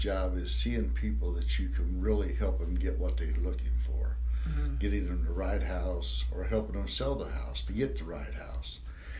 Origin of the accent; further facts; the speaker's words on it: New Miami, Ohio, United States; also born or lived in Hamilton, Ohio / Seven Mile, Ohio; Born and raised in New Miami. I moved to Hamilton probably in the late 90s.